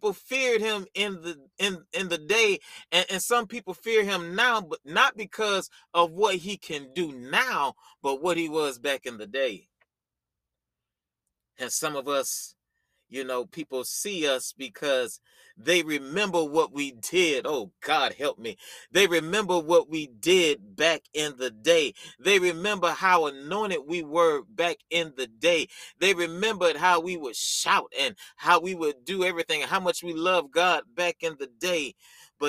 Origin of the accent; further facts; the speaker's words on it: the South, United States; You know, I'm from the country. You know, I'm from the South